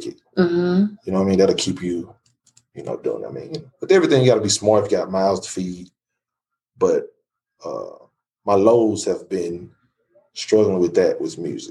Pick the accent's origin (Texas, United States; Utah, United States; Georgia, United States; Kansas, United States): Texas, United States; Dallas; also born or lived in Plano, Texas; that's where I'm from. I was born in Parkland.